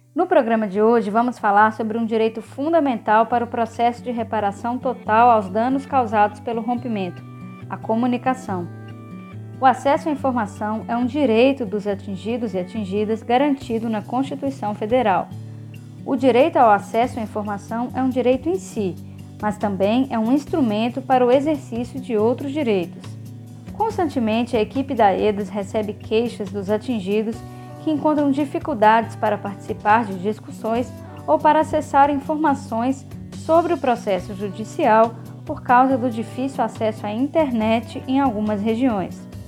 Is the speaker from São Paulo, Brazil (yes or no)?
no; Brumadinho, Minas Gerais, Brazil; Sou daqui da, da região do Massangano, em Brumadinho.